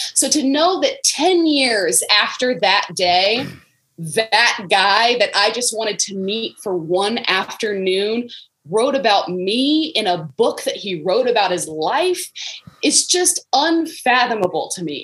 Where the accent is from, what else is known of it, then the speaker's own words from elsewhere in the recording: Florida, United States; moved away; I am from Florida, but I am a Florida State fan.